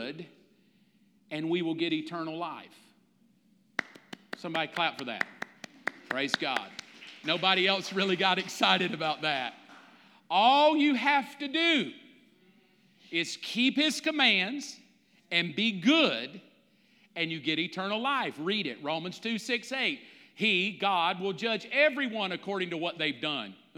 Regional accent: the South, United States; growing up in the South

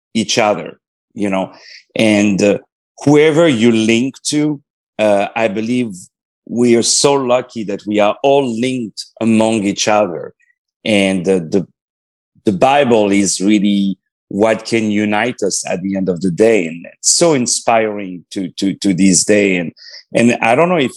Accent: Paris, Île-de-France, France; I was born in Paris.

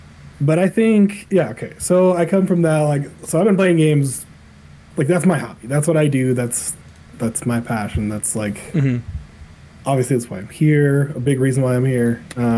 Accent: Utah, United States; also born or lived in New York / Colorado; I was born in New York. Oh, didn't know that. Know nothing about New York because I was only working for 2 years. So, yeah. Utah most of my life, but Colorado as well.

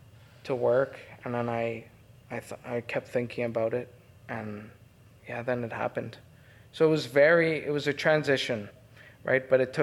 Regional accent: Canada; Hi, I'm …. I'm from Canada. I just found you on a documentary. I think you're really cool, and I'd like to meet you if I ever go to Spain.

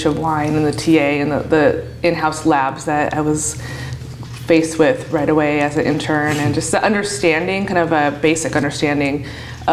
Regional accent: Oregon, United States; I grew up in Oregon, and I went to college here in Oregon

